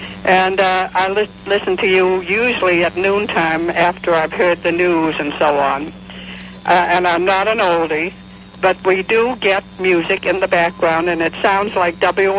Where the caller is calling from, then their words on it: Florida, United States; I'm calling from South Dade, Neil.